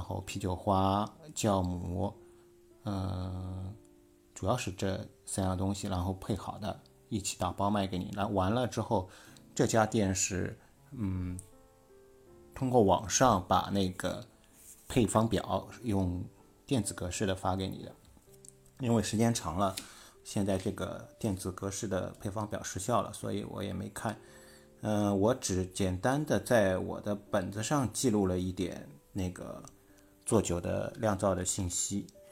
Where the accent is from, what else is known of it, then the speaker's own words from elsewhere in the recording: Shanghai, China; accent: Shanghainese; 我们上海话叫铺出来